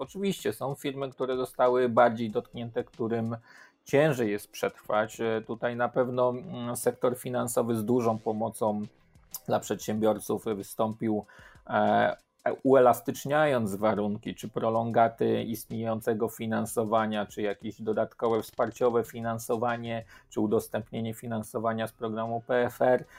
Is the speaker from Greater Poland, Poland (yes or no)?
no; Łódź, Łódź Voivodeship, Poland; Ja pochodzę z Łodzi